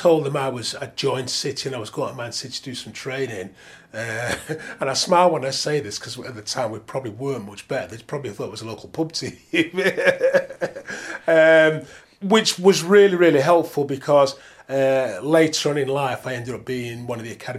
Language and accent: English; Manchester, North West England, United Kingdom; also born or lived in Moss Side, Manchester; I was born in Moss Side, but my parents moved quite quickly to Levensume where I was brought up as a kid